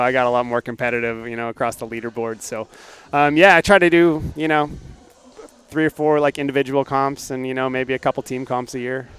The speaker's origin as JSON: {"language": "English", "region": "Alaska", "country": "United States", "tie": "born or raised there", "also_born_or_lived": "North Dakota / Oklahoma / Houston / Pennsylvania", "moved": "as an adult", "lives_now": "Bay Area, California, United States", "said": "I was born and raised in Alaska."}